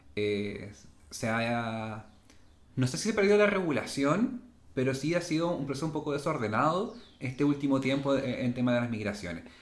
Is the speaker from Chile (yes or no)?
yes; Chile; todos los chilenos seamos considerados como igual